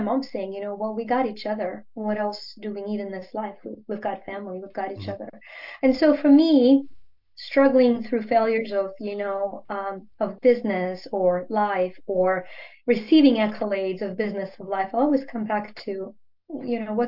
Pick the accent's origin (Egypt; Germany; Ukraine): Ukraine; first language Ukrainian; English is a second language; now in United States; growing up in the Soviet Union